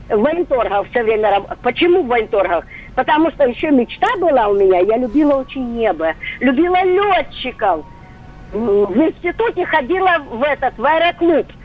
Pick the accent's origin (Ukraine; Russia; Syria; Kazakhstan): Ukraine; после 10 класса поступила в училище э, это города Макеевки. Я сама с Украины.